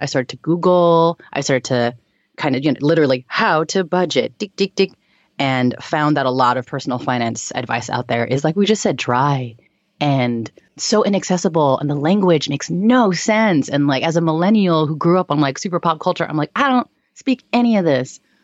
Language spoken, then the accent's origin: English; San Francisco Bay Area, California, United States; now in New York, United States; I was born and raised in the Bay Area and, um, I moved to New York